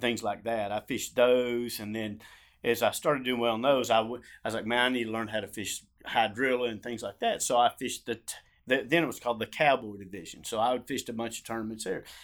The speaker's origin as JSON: {"language": "English", "town": "Ardmore", "region": "Oklahoma", "country": "United States", "tie": "born or raised there", "said": "I grew up in Ardmore, Oklahoma."}